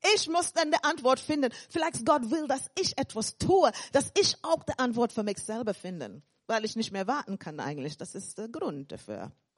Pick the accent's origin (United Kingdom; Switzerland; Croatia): United Kingdom; England; accent: English; German is a second language; also born or lived in Caribbean; now in Germany; Ich bin dann in England aufgewachsen und ich sage, in Deutschland weitergereift.